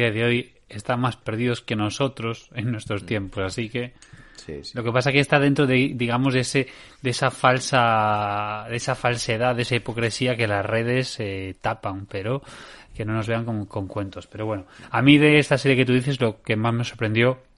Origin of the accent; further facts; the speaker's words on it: Ourense, Galicia, Spain; el que a día de hoy es el alcalde de, de Urense, somos así los de Urense.